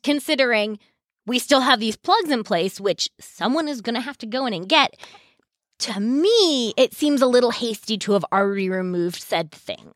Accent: Maine, United States; I grew up in Maine

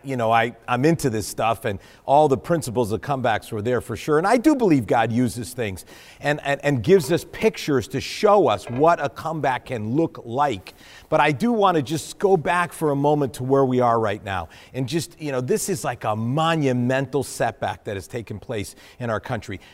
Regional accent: New England, United States; I'm from New England

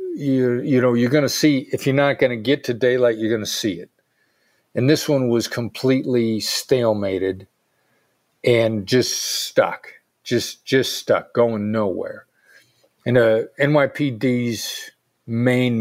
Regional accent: Iowa, United States; moved away as an adult; also born or lived in Pittsburgh / New York; I grew up in Iowa. I'd never been anywhere

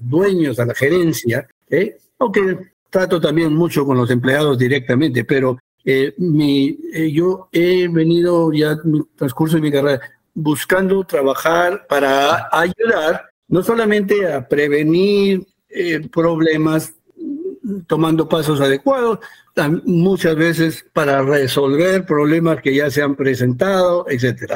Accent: United States; also born or lived in Peru; yo soy peruano, pero crecí en Estados Unidos

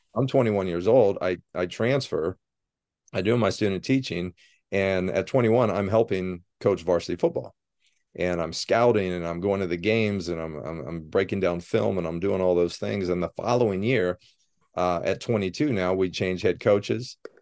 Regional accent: Sidney, Ohio, United States; moved away as an adult; also born or lived in Cincinnati, Ohio; now in Ann Arbor, United States; I was born and raised in Sydney, Ohio

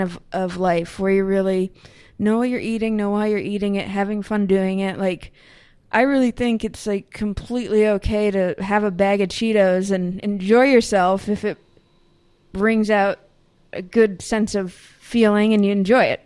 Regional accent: Northeast, United States; also born or lived in Berkeley, California; now in Burlington, Vermont, United States; growing up in the Northeast

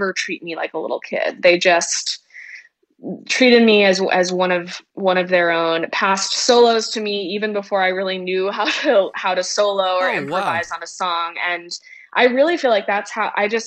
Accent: Wimberley, Texas, United States; also born or lived in Austin, Texas; I grew up in Texas, and I was born in Austin and grew up in a tiny little town called Wimberley, which is just south of Austin

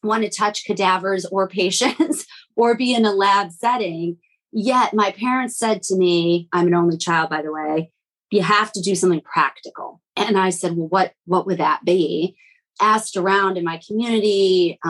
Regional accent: Midwest, United States; also born or lived in Latvia; I'm from the Midwest

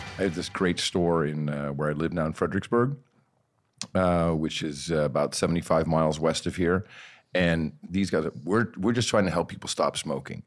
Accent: Amsterdam, North Holland, Netherlands; now in United States; I grew up in Amsterdam

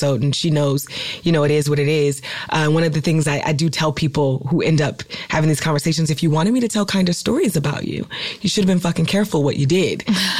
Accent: Oakland, California, United States; I'm from California, I'm from Oakland, and I literally was raised in a house that was constantly raided by the police

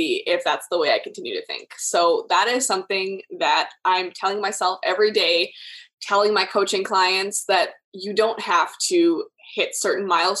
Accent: Canada; I'm from Canada, so here we have every province is different as well

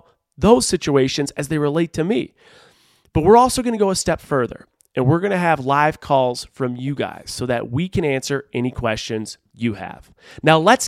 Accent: Buffalo, New York, United States; moved away as an adult; also born or lived in Rochester, New York / Seattle, Washington; I grew up in Buffalo, New York

